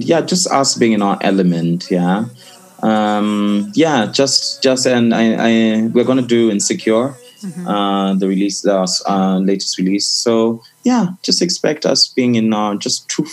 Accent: Kenya; I'm from Africa. I am African first and Kenyan second.

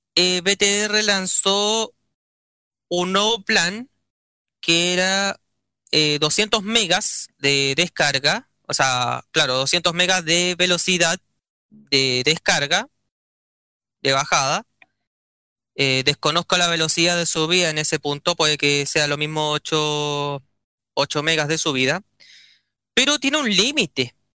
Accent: Chile; como buen chileno

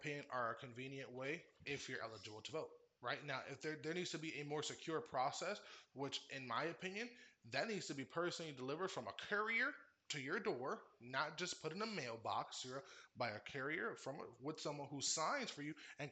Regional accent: Orlando, Florida, United States; also born or lived in Cleveland, Ohio; I grew up in Orlando, Florida, and there was two high schools.

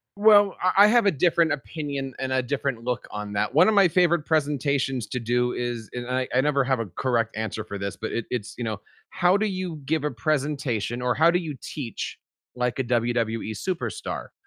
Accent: New Jersey, United States; I am an educator from New Jersey.

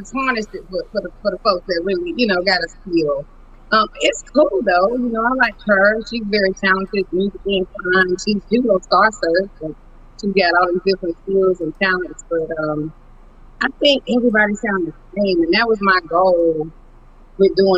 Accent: Charlotte, North Carolina, United States; also born or lived in Honolulu, Hawaii; I was born in Honolulu, Hawaii, and then I'm basically raised in Charlotte, North Carolina. Been here most of my life, so I'm a Carolina girl.

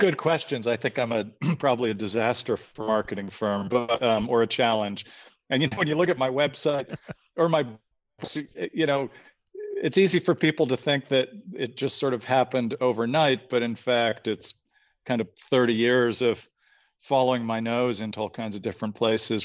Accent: outside of Toronto, Ontario, Canada; also born or lived in San Francisco, California, United States; I was born in San Francisco, but up outside of Toronto from when I was 10 on

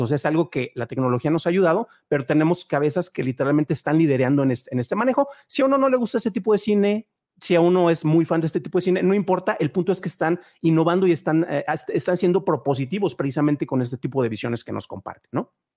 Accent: San Juan de los Lagos, Jalisco, Mexico; moved away as an adult; also born or lived in León, Guanajuato; En mi ciudad natal, San Juan de los Lagos, Jalisco, Tierra de Dios y de la Virgen, no había cines

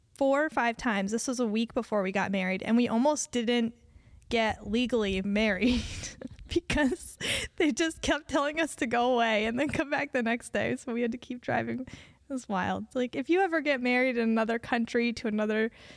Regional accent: Connecticut, United States; I was from Connecticut, and we met when we were 8, and I tried to flirt.

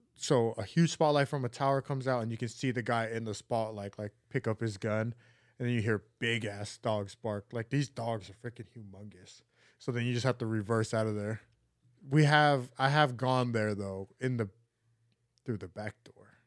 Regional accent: Neola, Utah, United States; where I grew up in Neola, Utah.

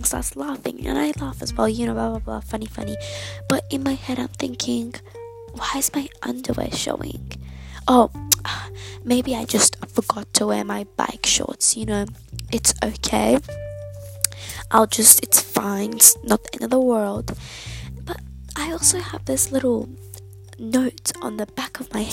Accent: Australia; I'm Australian. I live in Australia

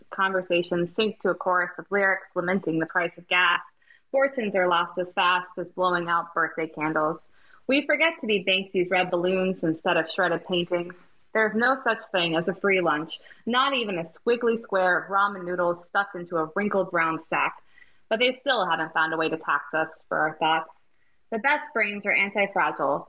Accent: United States; I'm dropping the American as an American

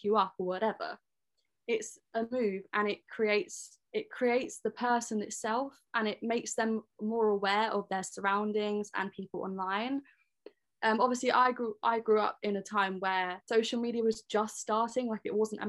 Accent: Leigh-on-Sea, East of England, United Kingdom; I'm 21 from Leon C.

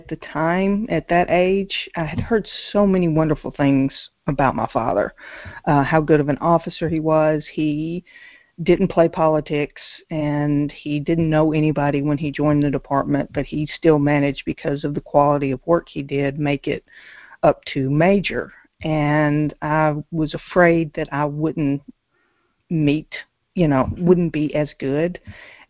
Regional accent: Nashville, Tennessee, United States; also born or lived in Memphis, Tennessee; Grew up in Nashville, Tennessee. Actually born in Memphis there all of 6 weeks

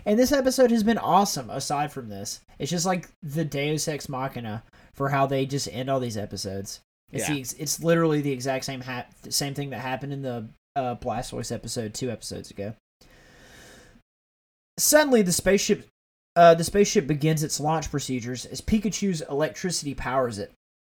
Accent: the South, United States; As someone that grew up around guns, like I'm from the South, like I have no issues with guns.

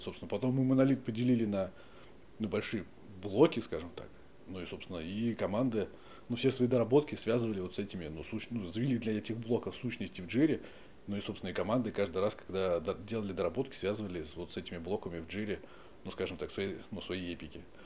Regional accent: Moscow, Russia; Родился в Москве. Ну, здесь, недалеко, на судостроительной.

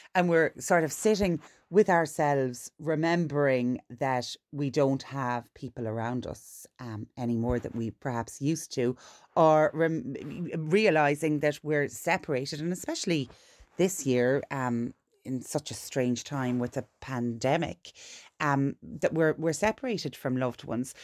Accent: Ireland; as an Irish person

